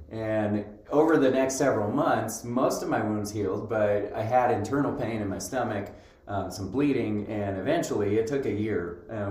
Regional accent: Roy, Utah, United States; moved away as an adult; also born or lived in North Carolina / Seattle, Washington / Idaho; now in Rexburg, United States; I grew up here in in Utah

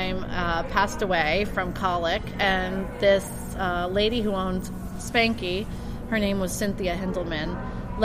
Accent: Massachusetts, United States; moved away; I was born in Massachusetts

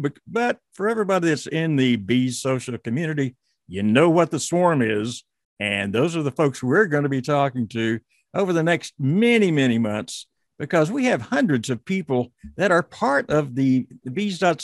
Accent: Texas, United States; I was born in Texas

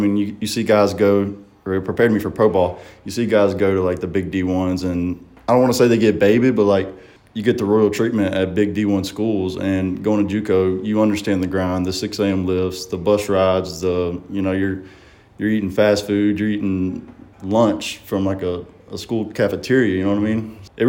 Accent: Gulfport, Mississippi, United States; Going up to different states, I have to kind of tell them I'm from Gulfport because they really don't know where Saucier's

